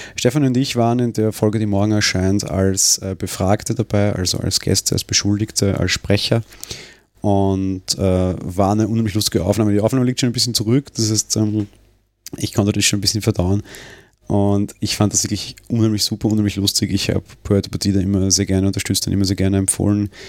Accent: Austria; bei uns in Österreich

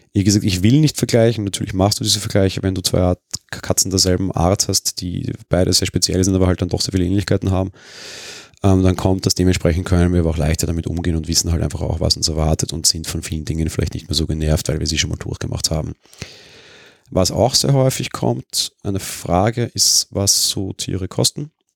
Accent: Vienna, Austria; für mich als Wiener

